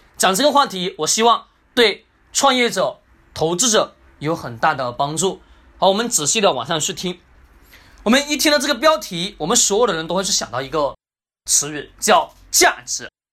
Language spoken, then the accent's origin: Chinese; China; 我们中国人